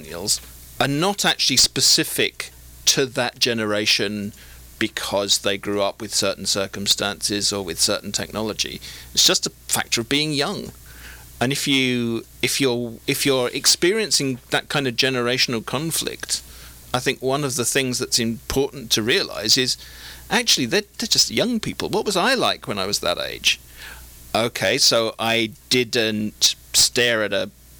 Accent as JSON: {"language": "English", "country": "United Kingdom", "also_born_or_lived": "China", "moved": "as an adult", "lives_now": "Southern California, United States", "said": "as a Brit"}